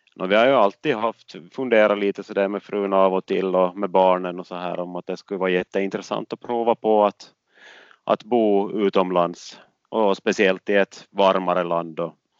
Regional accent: Åland, Finland; moved away as an adult; det som jag är van med från Åland

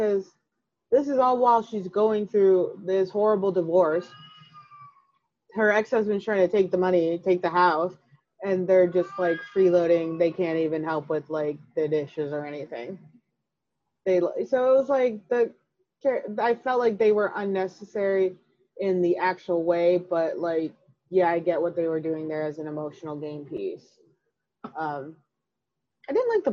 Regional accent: Chicago, Illinois, United States; I'm from Chicago

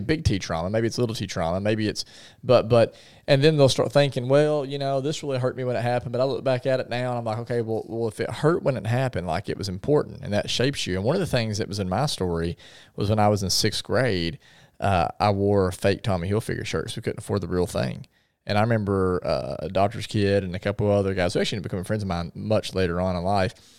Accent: Paragould, Arkansas, United States; I grew up in Paragould

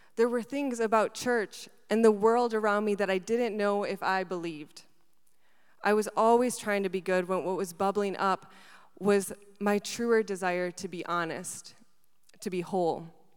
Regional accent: Wisconsin, United States; also born or lived in Buenos Aires, Argentina; I was born in Argentina and I moved to Wisconsin when I was seven.

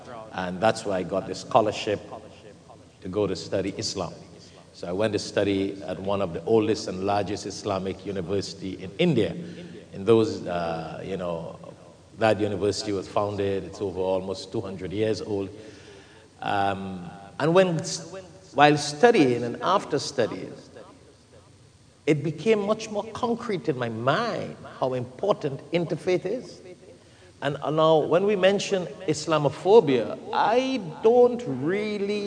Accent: Trinidad & Tobago; moved away; I grew up in Trinidad, the Caribbean

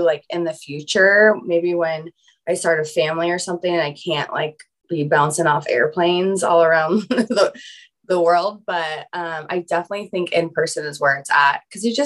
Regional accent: Orange County, California, United States; I was born in Orange County

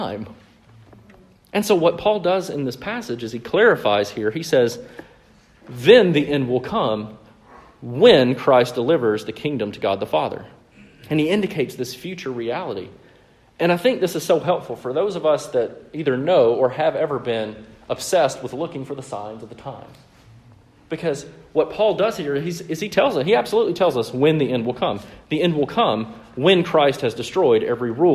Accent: Mississippi, United States; my years of growing up in the Bible Belt in the very deep South, right? So in Mississippi.

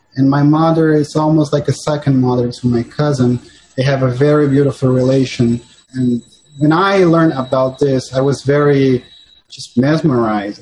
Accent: São Paulo, Brazil; moved away as an adult; now in New York City, United States; I was born and raised in Sao Paulo and in Brazil.

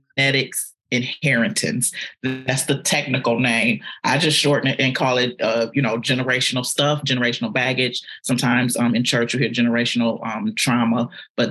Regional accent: Detroit, Michigan, United States; moved away as an adult; now in Atlanta, United States; I am a girl from Detroit, from the east side of Detroit.

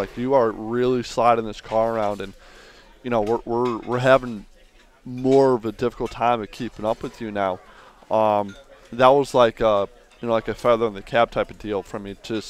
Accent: Connecticut, United States; I grew up in Connecticut.

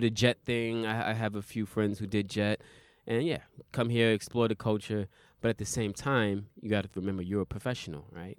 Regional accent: New York City, New York, United States; now in Japan; I'm from Brooklyn

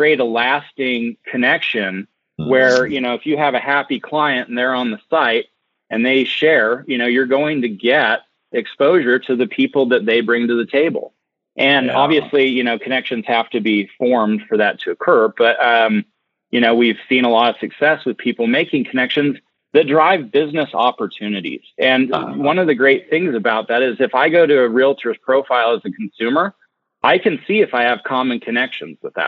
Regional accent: Park City, Utah, United States; I'm from Utah and I grew up in Park City

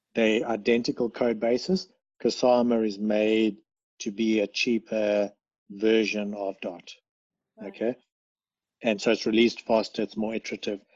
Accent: South Africa; moved away; we come from South Africa

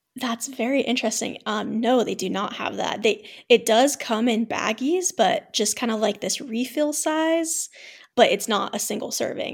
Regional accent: Ohio, United States; moved away as an adult; also born or lived in Utah / Colorado / New Mexico; now in Vienna, Austria; I was born and raised in Ohio

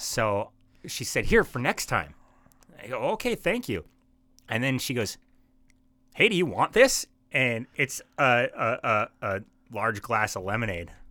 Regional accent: Bismarck, North Dakota, United States; I'm from Bismarck

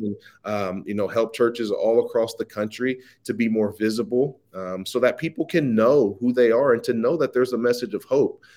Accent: Midwest Ohio, United States; I'm born and raised in uh, Midwest Ohio.

